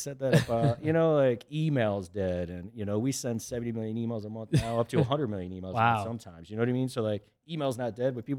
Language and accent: English; Charlotte, North Carolina, United States; so for me, I grew up in Charlotte in that aspect, loved it, met my wife there, girlfriend at the time.